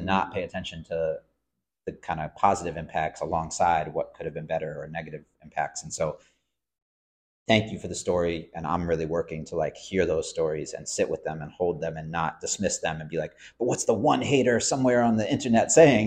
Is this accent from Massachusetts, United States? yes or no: yes; Cambridge, Massachusetts, United States; I grew up in Cambridge, Massachusetts, so I'm going to Cambridge Public Schools